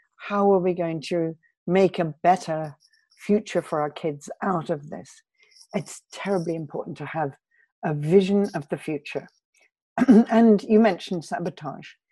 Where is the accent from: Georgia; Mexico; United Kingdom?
United Kingdom; I'm British